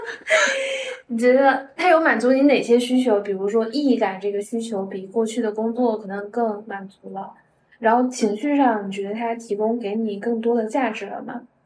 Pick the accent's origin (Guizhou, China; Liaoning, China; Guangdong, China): Liaoning, China; Dalian; also born or lived in Shanghai; now in Beijing, China; 我是在那个辽宁大连人嘛嗯，就我们那边其实也只是小山坡、小山丘